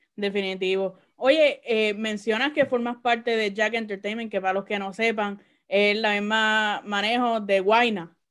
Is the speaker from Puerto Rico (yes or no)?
yes; Caguas, Puerto Rico; now in Orlando, United States; yo soy de Cagua.